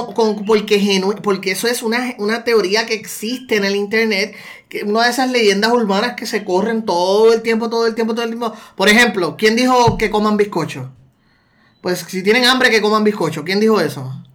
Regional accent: Puerto Rico; also born or lived in United States; nosotros como puertorriqueños

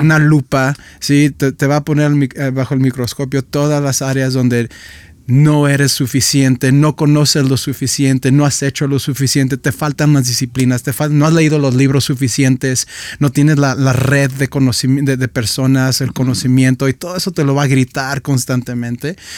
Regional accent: Guadalajara, Jalisco, Mexico; moved away as an adult; also born or lived in Michigan; now in Guadalajara, Mexico; Guadalajara, mi ciudad, donde yo nací

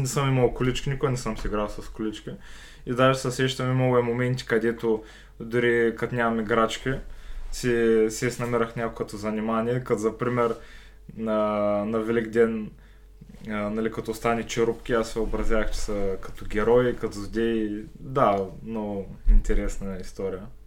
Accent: Sliven, Sliven Province, Bulgaria; аз родом съм си от Сливен

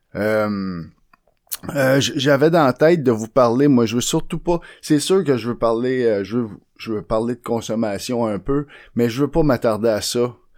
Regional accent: Montreal, Quebec, Canada; j'étais un modèle 1969. Je sorti de la chaîne de montage à Saint-Henri.

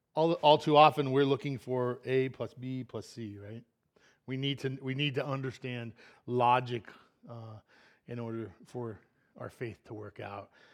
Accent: Pennsylvania, United States; I'm from Pennsylvania, not Florida

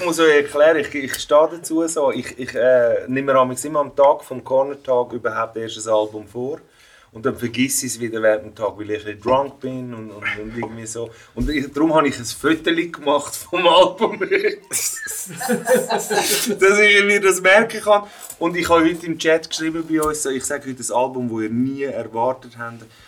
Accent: Switzerland; Vater ex-Jugoslawien, Mutter aus Spanien, in der Schweiz aufgewachsen.

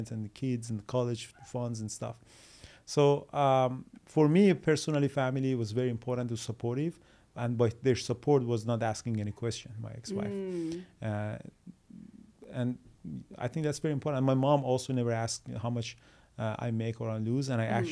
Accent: Iran; moved away; we're from Iran. In Iran, they always push you toward the school.

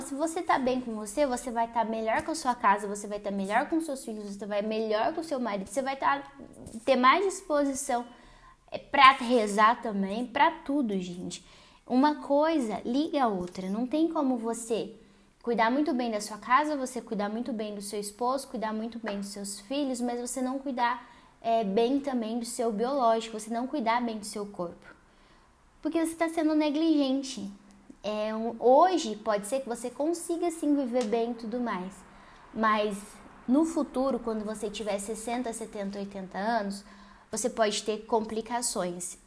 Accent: Paraná, Brazil; sou aqui do Paraná

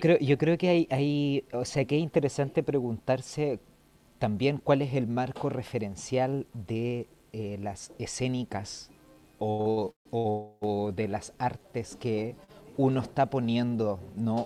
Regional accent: Chile; moved away as an adult; also born or lived in Madrid, Spain; nos cruza como chilenos

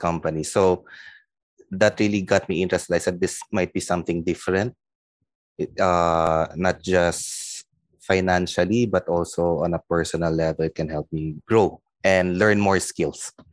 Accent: Manila, Metro Manila, Philippines; also born or lived in Bacolod, Negros Occidental; originally I'm from Bacolod, Negros, but I grew up here in Manila.

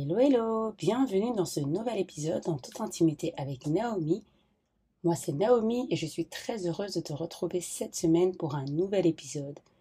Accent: Belgium; moi je viens de la Belgique

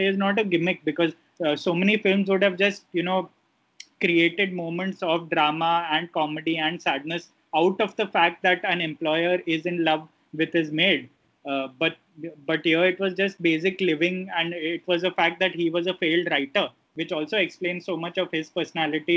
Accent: India; as Indian viewers, especially conditioned to a certain kind of life we live here

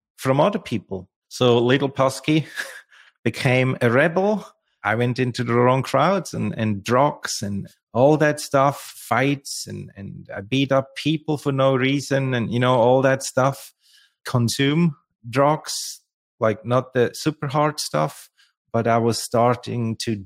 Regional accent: Lucerne, Switzerland; English is a second language; moved away; I was born and raised in Lucerne, in the heart of Switzerland.

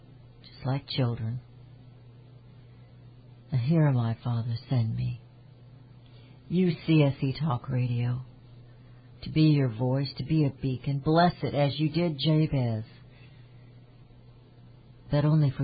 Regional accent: Kansas City, United States; I was born in Kansas City, and I am a Kansas City Chiefs fan

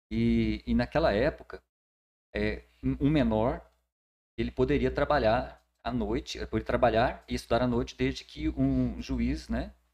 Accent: Catalão, Goiás, Brazil; moved away as an adult; now in Tocantins, Brazil; que eu sou de Catalão e nasci na Vila Liberdade.

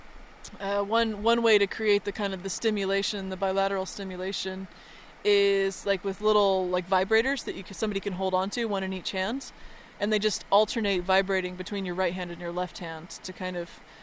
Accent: United States; I grew up near Lake Tahoe

